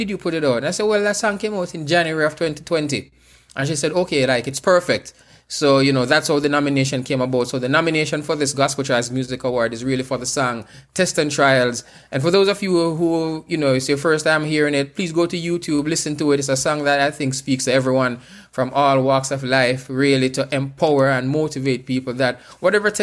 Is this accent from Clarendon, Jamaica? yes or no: yes; Clarendon, Jamaica; I am from Jamaica, from the center of the island, from Clarendon, you know, a little district called Bailey's Avenue